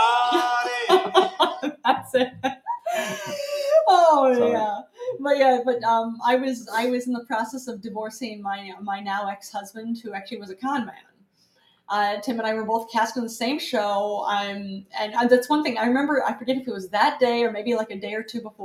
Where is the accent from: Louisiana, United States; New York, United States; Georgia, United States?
New York, United States; talking as a New Yorker